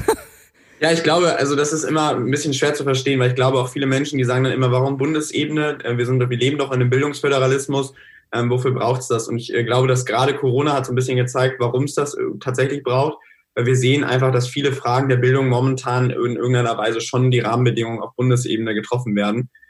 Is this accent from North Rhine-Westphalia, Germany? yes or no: yes; North Rhine-Westphalia, Germany; ich komme jetzt aus NRW